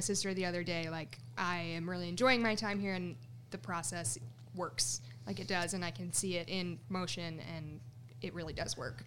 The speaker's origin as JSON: {"language": "English", "town": "Romeo", "region": "Michigan", "country": "United States", "also_born_or_lived": "Shelby Township, Michigan", "said": "I'm from Romeo, Michigan, which is the Metro Detroit area."}